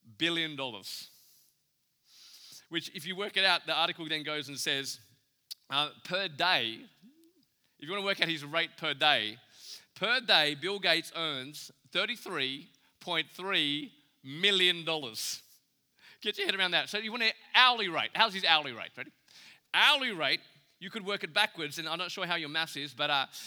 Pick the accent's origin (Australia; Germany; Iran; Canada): Australia; I'm from Australia